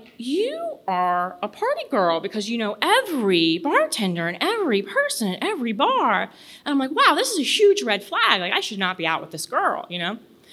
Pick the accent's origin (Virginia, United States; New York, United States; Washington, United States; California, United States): Virginia, United States; I'm from Virginia